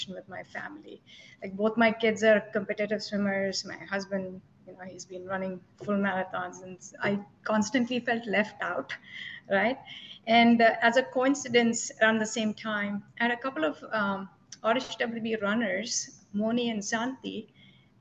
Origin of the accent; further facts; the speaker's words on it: Hyderabad, Telangana, India; now in Westminster, New Jersey, United States; I'm originally from Hyderabad, which is from South India.